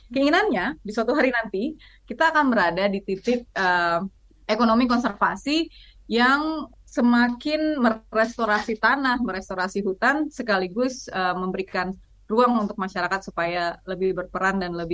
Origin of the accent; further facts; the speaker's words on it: Aceh, Indonesia; Saya orang Aceh, kawasan ekosistem Loiser itu ada di Aceh, jadi saya memilih untuk melindungi apa yang apa yang dekat.